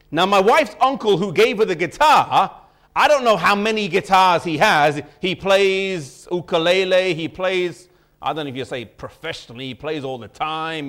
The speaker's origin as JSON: {"language": "English", "region": "England", "country": "United Kingdom", "tie": "born or raised there", "said": "growing up here in this country, even though I was born and raised here, neither of my parents were born or raised in England"}